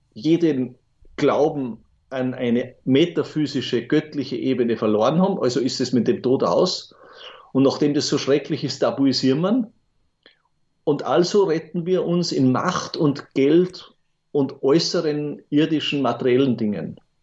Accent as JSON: {"language": "German", "town": "Bruck an der Großglocknerstraße", "region": "Salzburg", "country": "Austria", "tie": "born or raised there", "said": "eine Kindheit in Bruck an der Glocknerstraße verbracht"}